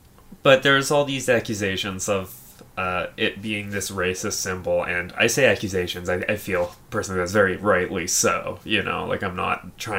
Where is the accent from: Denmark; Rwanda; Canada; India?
Canada; we're Canadian here.